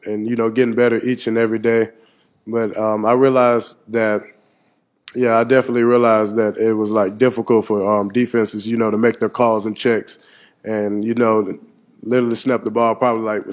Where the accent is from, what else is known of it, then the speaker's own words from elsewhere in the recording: Saraland, Alabama, United States; moved away; growing up in Saraland, Alabama